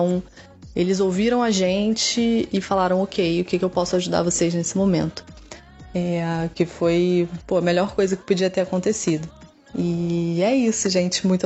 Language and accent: Portuguese; Rio de Janeiro, Brazil; eu sou do Rio de Janeiro